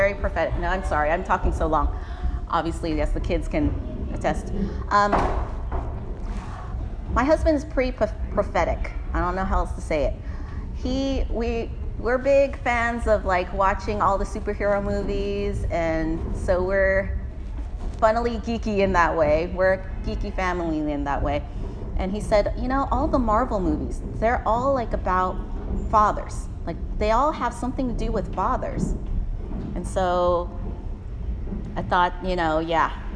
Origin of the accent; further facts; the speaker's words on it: San Francisco, California, United States; Garson and I grew up in the Richmond